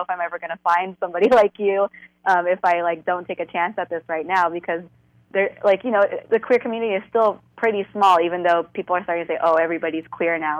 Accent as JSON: {"language": "English", "town": "Fremont", "region": "California", "country": "United States", "tie": "born or raised there", "said": "born and raised in the Bay, more specifically in the East Bay, Fremont."}